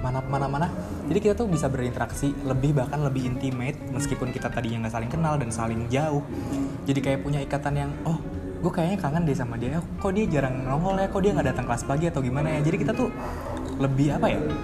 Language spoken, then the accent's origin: Indonesian; Tangerang, Banten, Indonesia; gue dari Tangerang